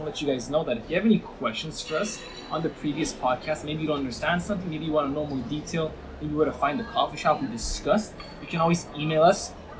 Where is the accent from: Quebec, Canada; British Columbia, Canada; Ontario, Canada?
Quebec, Canada; Montreal; we are from Montrealers